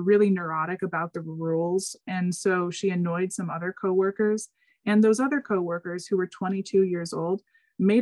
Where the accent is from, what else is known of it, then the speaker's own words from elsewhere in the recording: United States; we're American